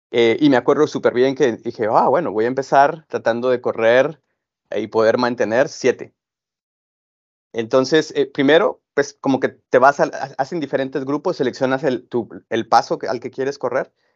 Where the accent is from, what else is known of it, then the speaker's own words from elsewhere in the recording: Guatemala; yo soy de Guatemala